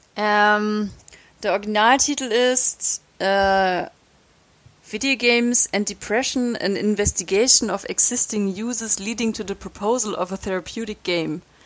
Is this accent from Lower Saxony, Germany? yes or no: no; Ulm, Baden-Württemberg, Germany; moved away; in Ulm in meiner Heimatstadt